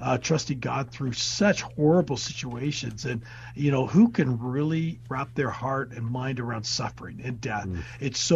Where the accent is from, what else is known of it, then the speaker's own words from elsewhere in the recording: United States; who am I as an American?